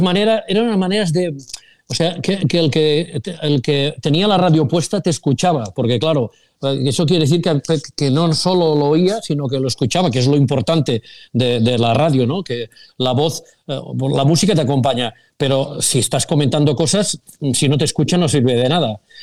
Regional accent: Sabadell, Catalonia, Spain; los que somos de Sabadell

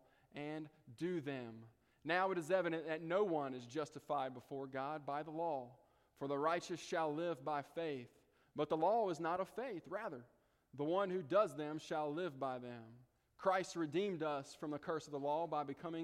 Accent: the Delta, United States; I'm from the Delta.

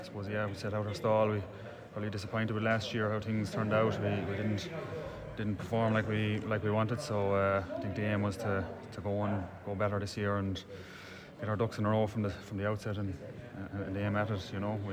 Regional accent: Toberadora, Tipperary, Ireland; I'm from Tuberdora.

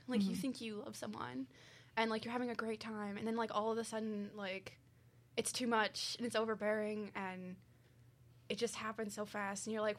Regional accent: Oakville, Missouri, United States; also born or lived in Mascoutah / Scott; I'm from this general area. I'm from Oakville, but I've lived in Muscoota and Scott, so I've always been in this general area.

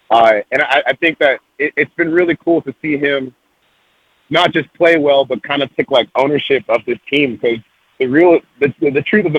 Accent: Jessup, Maryland, United States; also born or lived in Decatur, Georgia; I was born in Decatur, Georgia, outside Atlanta. But we moved to Jessup when I was pretty young.

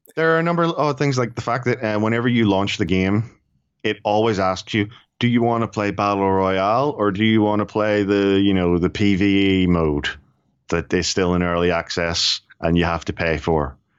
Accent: Ireland; I'm Irish and we're cheap.

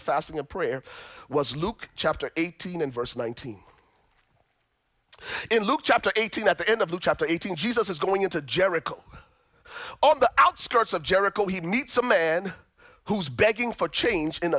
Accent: Liberia; now in United States; I'm originally from Liberia, West Africa. I came to the States after surviving the Liberian Civil War

